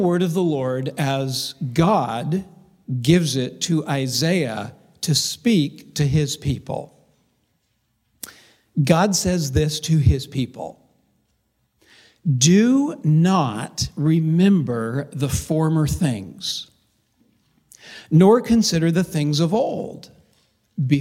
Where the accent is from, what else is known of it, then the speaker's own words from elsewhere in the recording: Covina, California, United States; I actually grew up in a little town of about 100,000 called Covina